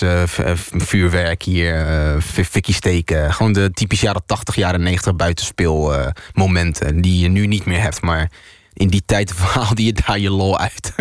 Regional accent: Netherlands; born or raised there

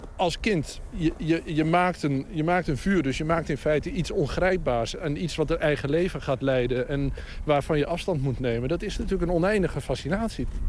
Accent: Twente, Overijssel, Netherlands; Ik kom zelf uit Twente, het oosten van het land.

